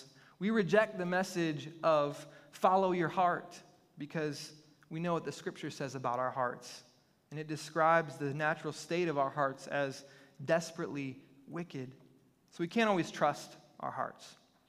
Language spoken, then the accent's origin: English; Michigan, United States; moved away; We're originally from Michigan, and so one of the things that we loved since we've moved to this area of the country is that we can enjoy the warm waters of the Gulf.